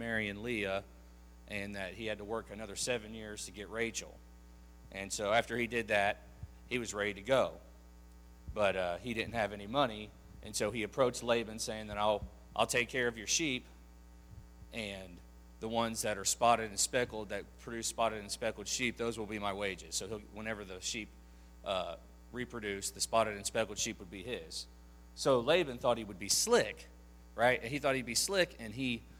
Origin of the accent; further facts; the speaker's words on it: Ohio, United States; moved away; I was born in Ohio, and so this is where I'm originally from